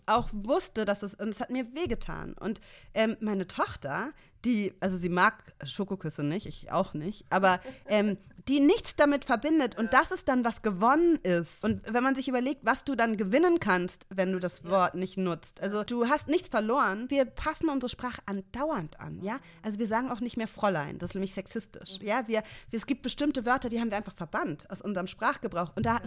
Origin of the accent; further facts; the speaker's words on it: Hamburg, Germany; ich bin in Mümmelmannsberg aufgewachsen in Hamburg